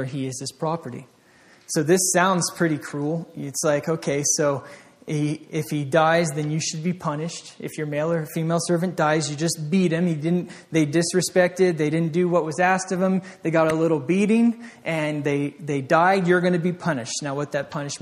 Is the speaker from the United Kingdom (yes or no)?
no; Vermont, United States; I grew up in Vermont, the back roads